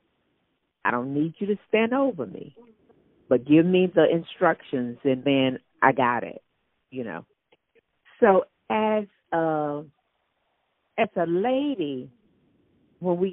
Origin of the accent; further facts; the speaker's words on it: Mississippi, United States; moved away as an adult; now in North Carolina, United States; growing up, I grew up in Mississippi.